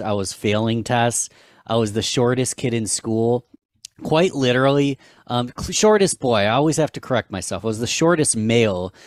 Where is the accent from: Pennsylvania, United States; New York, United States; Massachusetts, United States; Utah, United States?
New York, United States; Rochester; I am from Rochester, New York